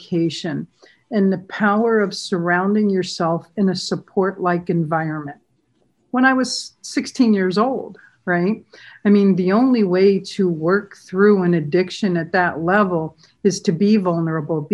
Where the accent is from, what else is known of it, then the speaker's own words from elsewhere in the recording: San Diego, California, United States; I grew up in a beach town in San Diego. I grew up in Pacific Beach